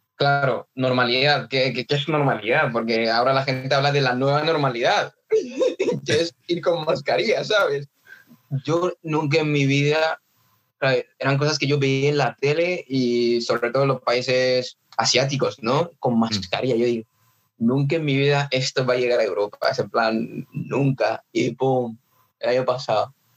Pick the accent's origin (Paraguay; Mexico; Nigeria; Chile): Nigeria; now in Mallorca, Spain; ya tocando la batería desde pequeño, en plan en, Nigeria